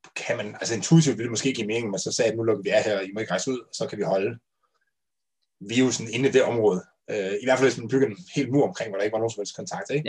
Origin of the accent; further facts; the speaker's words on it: North Jutland, North Denmark Region, Denmark; jeg er jo selv fra Nordjylland